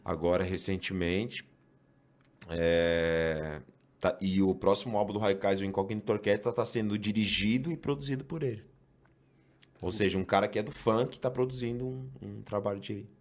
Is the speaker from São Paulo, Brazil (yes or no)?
yes; São Paulo, Brazil; eu sou da Zona Norte de São Paulo. Eu sou é, criado na Vila Maria, né? Mas, assim, me mudei bem cedo ali para o Mandaqui